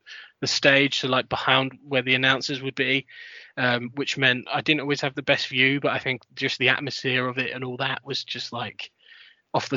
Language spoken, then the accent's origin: English; London, United Kingdom; I grew up in London